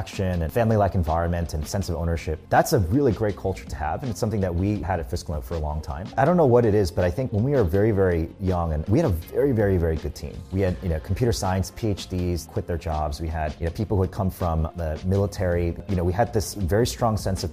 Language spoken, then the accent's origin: English; United States; I grew up in the US